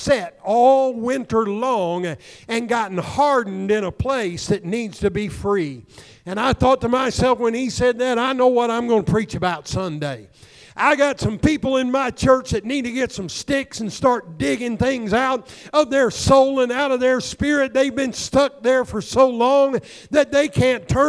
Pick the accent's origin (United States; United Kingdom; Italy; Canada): United States; Southern Illinois; the farmers that I grew up in Southern Illinois